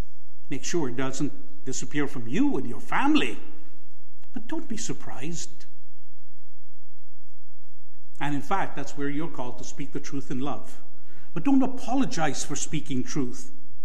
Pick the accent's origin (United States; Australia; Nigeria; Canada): Canada; And I often speak of politeness as Canadian idolatry. We so badly want to be polite that we will sacrifice other things, even speaking the truth.